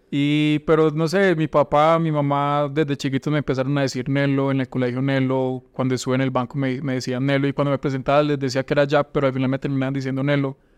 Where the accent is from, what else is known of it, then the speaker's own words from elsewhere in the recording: Valdivia, Antioquia, Colombia; moved away as an adult; also born or lived in Yarumal, Colombia / Urabá, Colombia / Medellín, Colombia; yo no soy de Urabá, yo nací en Yarumal, pero durante mucho tiempo viví en Valdivia